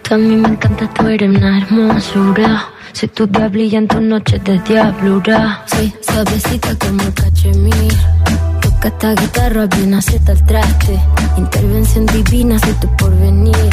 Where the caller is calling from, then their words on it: Valencia, Valencian Community, Spain; Hola Josué, buenas tardes, soy … de Valencia